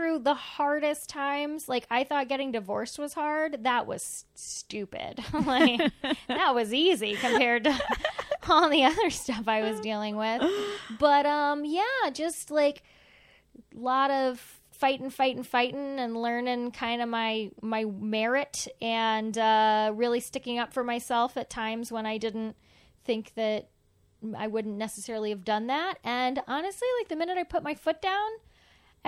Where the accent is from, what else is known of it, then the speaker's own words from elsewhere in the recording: the South, United States; I'm from the South.